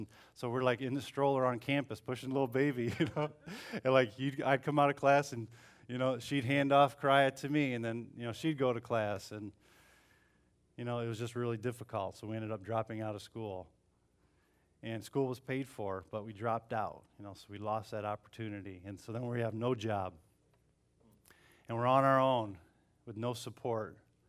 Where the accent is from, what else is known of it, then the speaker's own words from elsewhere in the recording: Bellevue, Ohio, United States; So we moved to Toledo. And we grew up in Bellevue, so it was about an hour from Toledo.